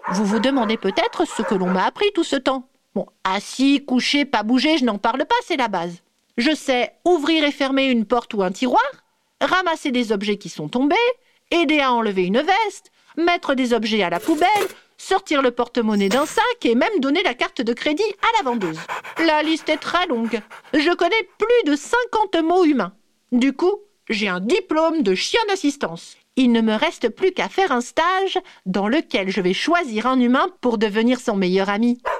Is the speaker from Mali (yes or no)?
no; Bourgogne-Franche-Comté, France; Je suis née dans le Jura. J'y ai passé toute ma vie. À la montagne, on peut faire de la luge presque toute l'année.